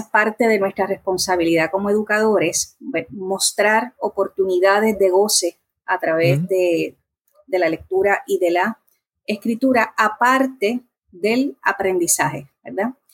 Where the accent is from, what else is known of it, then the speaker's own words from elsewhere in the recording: Bayamón, Puerto Rico; also born or lived in Corozal, Puerto Rico; now in Trujillo Alto, Puerto Rico; el resto de mi niñez hasta la adolescencia lo viví en Bayamón